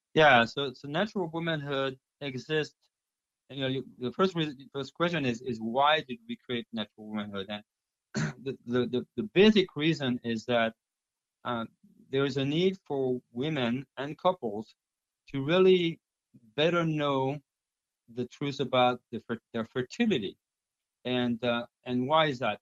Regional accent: France; first language French; English is a second language; moved away as an adult; also born or lived in China; now in United States; I'm from France

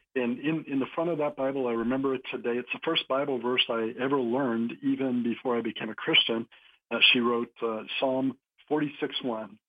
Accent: New Hampshire, United States; I grew up in New Hampshire, so uh, New England town, kind of small town

